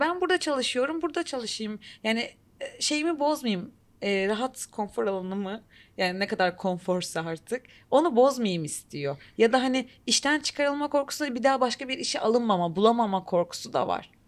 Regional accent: Turkey

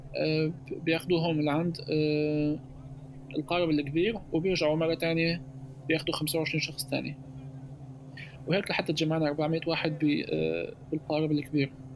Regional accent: Syria; moved away as an adult; also born or lived in Tripoli, Libya

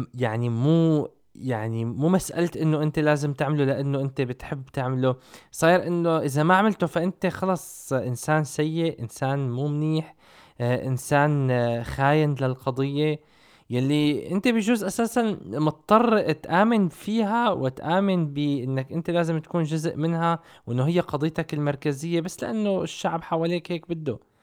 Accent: Syria; moved away; أنا كمواطن سوري

